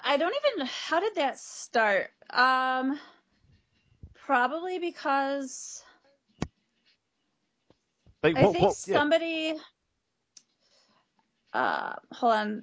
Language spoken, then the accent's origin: English; Michigan, United States; I'm from Michigan, so it's Midwest